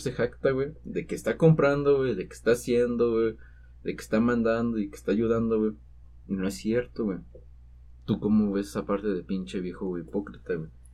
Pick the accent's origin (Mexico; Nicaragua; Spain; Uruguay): Mexico; somos mexicanos